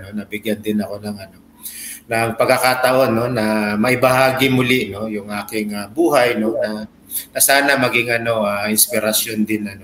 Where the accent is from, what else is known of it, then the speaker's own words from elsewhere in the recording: Parañaque, Metro Manila, Philippines; pinanganak, pinanganak at lumaki ko sa ano sa uh, bagong sikat split sa Baclaran, Parañaque City.